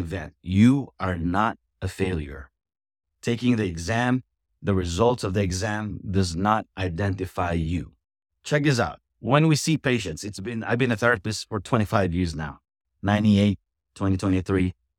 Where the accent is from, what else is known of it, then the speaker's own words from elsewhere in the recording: Philippines; moved away as an adult; also born or lived in Florida; now in United States; I'm an immigrant. I'm from the Philippines, and, um, I came here fourth quarter of nineteen ninety-seven.